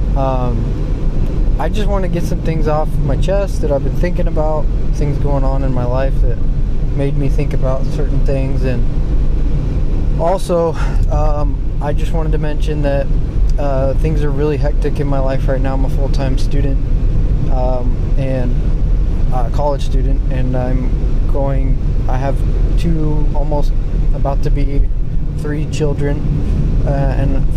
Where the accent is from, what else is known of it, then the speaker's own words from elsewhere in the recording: United States; We're Americans